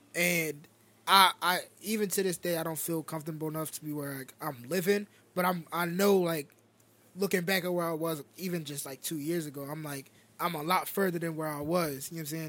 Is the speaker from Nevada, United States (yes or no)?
yes; Las Vegas, Nevada, United States; I was born in Vegas.